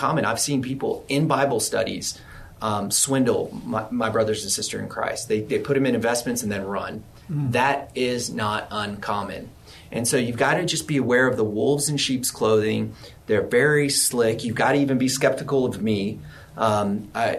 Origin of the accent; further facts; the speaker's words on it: Texas, United States; I'm from Texas, I'm pure Texan